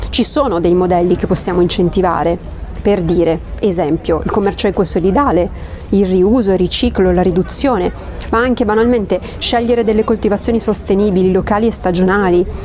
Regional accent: Collecchio, Emilia-Romagna, Italy; Sono di Collecchio, provincia di Parma.

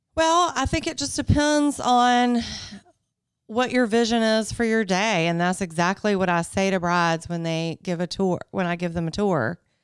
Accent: Greenville, South Carolina, United States; I grew up in Greenville, so I actually, I didn't grow up out, out at the farm.

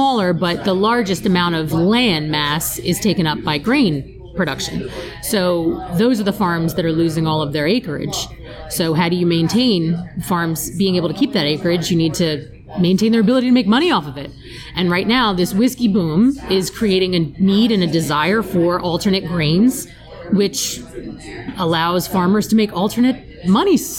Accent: New Jersey, United States; now in Newtown, United States; my hometown in New Jersey

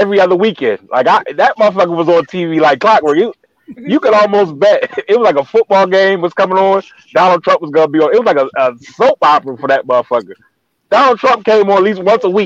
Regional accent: United States; as an American

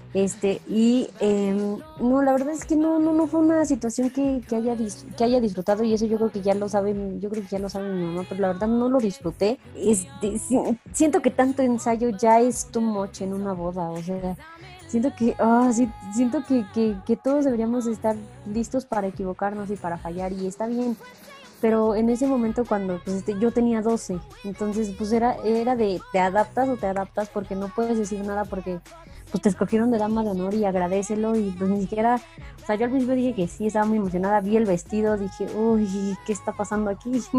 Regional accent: Pachuca, Hidalgo, Mexico; yo soy de Pachuca

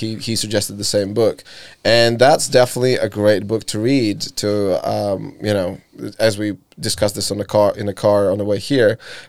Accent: Latvia; moved away; I moved away from Latvia, not because I was not happy.

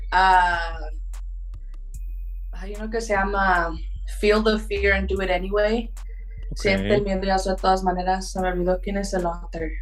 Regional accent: Mexico; Pues como soy mexicana y ah, soy de aquí, mi playlist cambia.

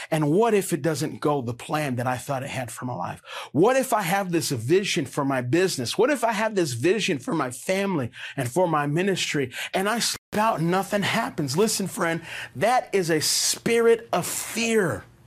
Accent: Las Vegas, Nevada, United States; moved away as an adult; I grew up here in Las Vegas

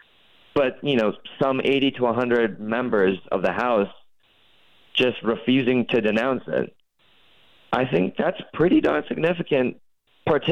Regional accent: North Dakota, United States; my home state of North Dakota

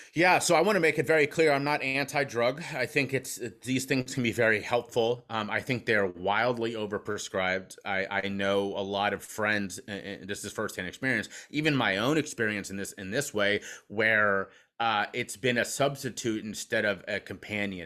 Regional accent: Cincinnati, Ohio, United States; now in Pennsylvania, United States; I'm from Cincinnati, Ohio, where whiskey flows like water

